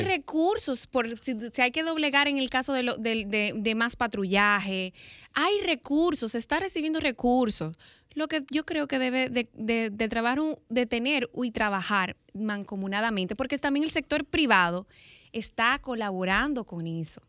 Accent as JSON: {"language": "Spanish", "country": "Dominican Republic"}